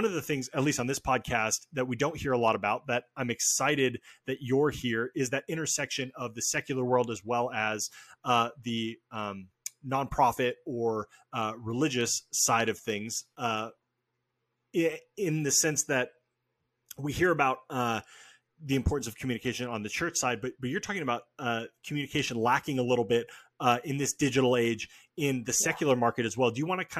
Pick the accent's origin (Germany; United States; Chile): United States; Albany, Oregon; also born or lived in Portland, Oregon; I grew up in Oregon. I was born in Portland. I grew up like an hour south in a small town called Albany.